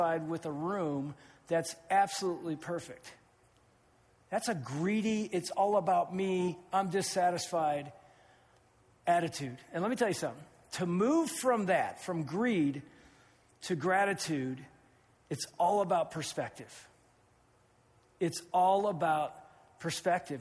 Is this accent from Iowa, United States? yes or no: no; Findlay, Ohio, United States; my hometown of Findlay